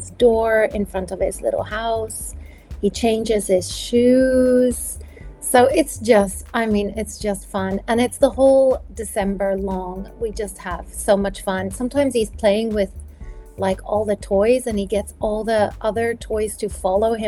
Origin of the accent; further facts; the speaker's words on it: South Africa; moved away; I grew up in South Africa